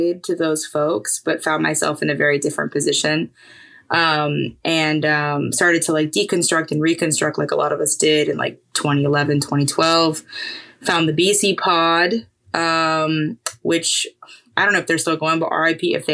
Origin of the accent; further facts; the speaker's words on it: Tampa, Florida, United States; I grew up in Tampa. My parents are Puerto Rican.